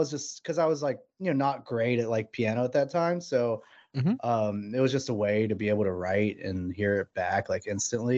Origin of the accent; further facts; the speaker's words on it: Charleston, West Virginia, United States; also born or lived in Morgantown, West Virginia / Austin, Texas; I'm from Charleston, West Virginia. Grew up, born and raised here